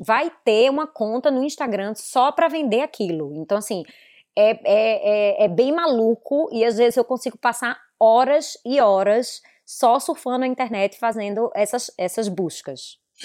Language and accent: Portuguese; Recife, Pernambuco, Brazil; moved away as an adult; now in Miami, United States; Eu venho de Recife